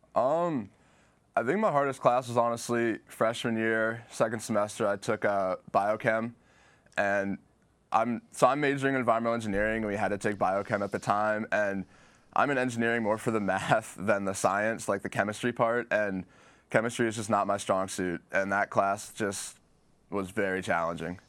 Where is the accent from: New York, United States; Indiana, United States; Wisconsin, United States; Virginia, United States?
Virginia, United States; Virginia Beach; growing up in Virginia Beach, Chesapeake area